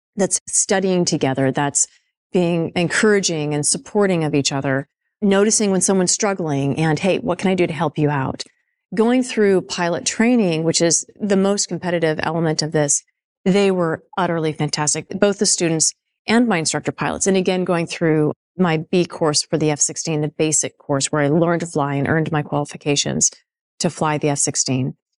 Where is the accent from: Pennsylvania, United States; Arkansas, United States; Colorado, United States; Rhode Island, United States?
Colorado, United States; Nevada; moved away as an adult; also born or lived in Indiana; I was growing up in Nevada and then Colorado.